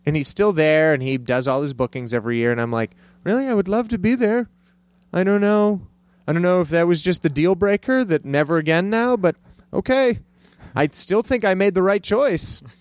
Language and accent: English; El Paso, Texas, United States; moved away as an adult; also born or lived in Cleveland, Ohio / Santa Fe / San Francisco; I grew up in Texas